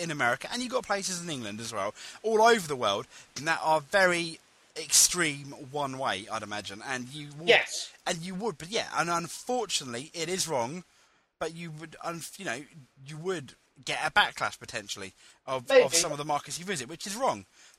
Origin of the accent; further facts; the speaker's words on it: India; Yeah, I'm Indian. It's part of my character, but it's not a stereotype or anything like that, you know?